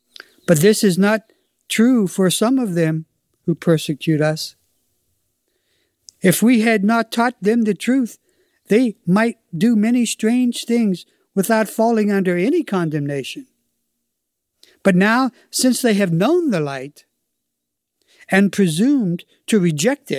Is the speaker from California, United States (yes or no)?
no; Pittsburgh, Pennsylvania, United States; I'm from Pittsburgh in this life, and I was raised in the ghetto